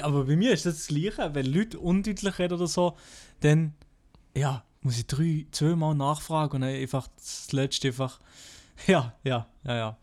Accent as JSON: {"language": "German", "region": "Fribourg", "country": "Switzerland", "accent": "Freiburger Dialekt", "said": "ich komme aus Freiburg und habe einen Freiburger Dialekt"}